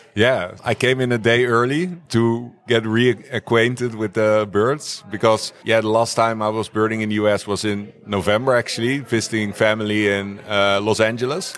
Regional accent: The Hague, South Holland, Netherlands; I grew up in The Hague, near the coast.

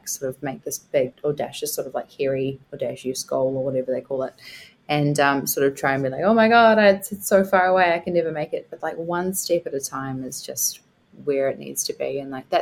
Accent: Scotland, United Kingdom; I'm Scottish

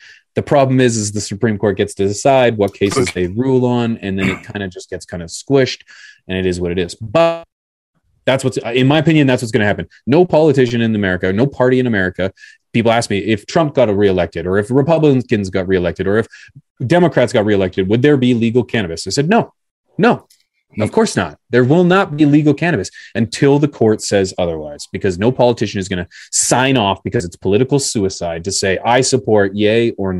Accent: Canada; I'm Canadian here.

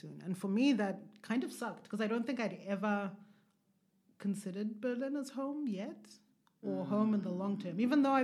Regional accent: Zimbabwe; moved away as an adult; also born or lived in Hwange, Zimbabwe / Marondera, Zimbabwe / Harare, Zimbabwe; as an African born and raised in Zimbabwe, living in the diaspora

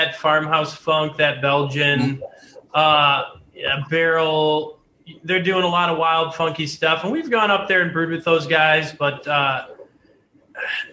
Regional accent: United States; also born or lived in Denver / Grand Rapids; now in Mackinaw City, United States; I'm an American man

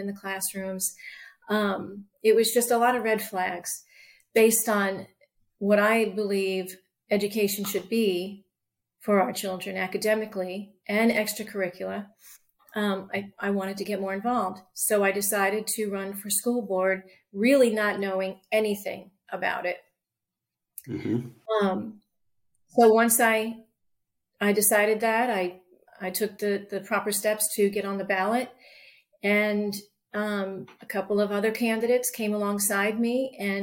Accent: Long Island, New York, United States; moved away as an adult; also born or lived in Arizona; now in York County, United States; I was born and raised in New York in a traditional family, Catholic family, and Irish, Catholic Irish family. And I, grew up there and later left Long Island

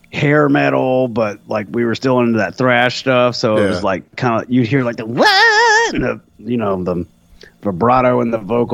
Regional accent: Irmo, South Carolina, United States; Columbia, Irmo. That's why I'm always blasting Irmo on stage, because I make fun of it.

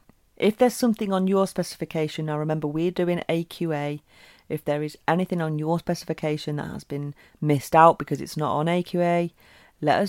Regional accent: United Kingdom; being British

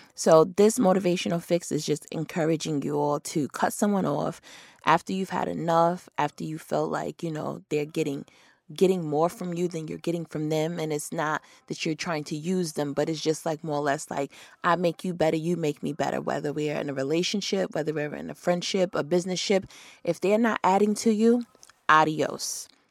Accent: New York, United States; moved away; I'm from New York.

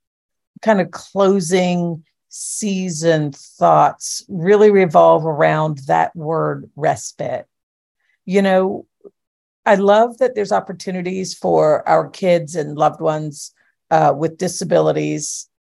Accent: Florida, United States; We're rural. I'm from Florida, man.

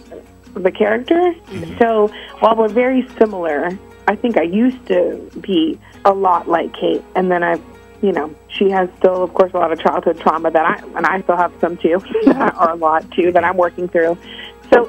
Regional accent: Florida, United States; we're both from Florida

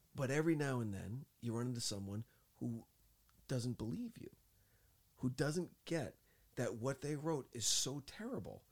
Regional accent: New Jersey, United States; moved away; I'm from Jersey

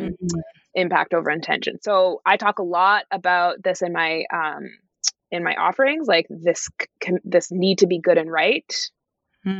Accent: Canada; being a Canadian currently in Canada

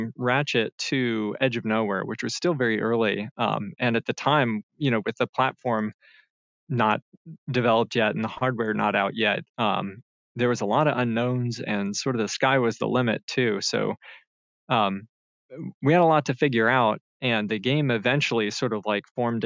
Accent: North Carolina, United States; moved away as an adult; move back to my home state of North Carolina

